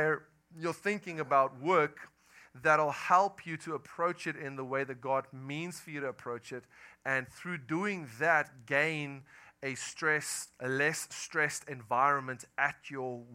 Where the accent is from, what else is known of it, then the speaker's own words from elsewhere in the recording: South Africa; accent: Afrikaner; moved away as an adult; now in United States; I am from South Africa. I moved here about 10 months ago with my family